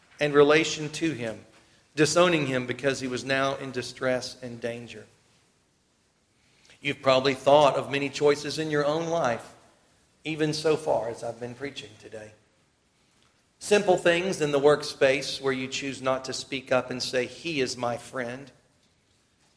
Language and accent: English; South Carolina, United States; they'd know I'm from South Carolina, probably.